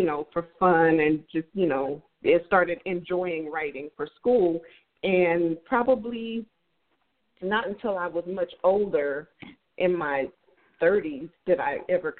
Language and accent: English; Las Vegas, Nevada, United States; So I grew up in Las Vegas, Nevada